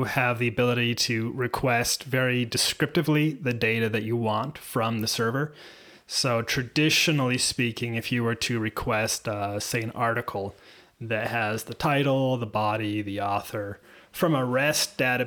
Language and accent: English; Seattle, Washington, United States; moved away; I'm from Seattle originally